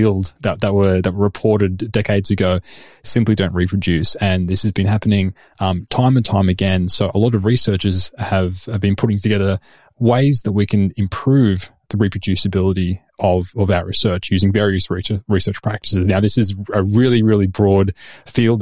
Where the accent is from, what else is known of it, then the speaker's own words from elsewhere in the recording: Sydney, New South Wales, Australia; moved away as an adult; now in Oslo, Norway; I've come via Sydney, where I grew up.